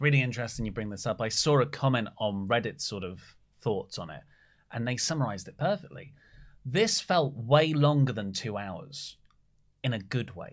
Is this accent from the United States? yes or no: no; Australia; As an Australian